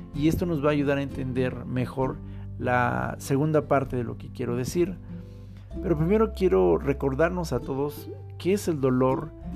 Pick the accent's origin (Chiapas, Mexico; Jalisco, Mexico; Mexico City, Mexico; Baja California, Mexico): Mexico City, Mexico; nuestra Ciudad de México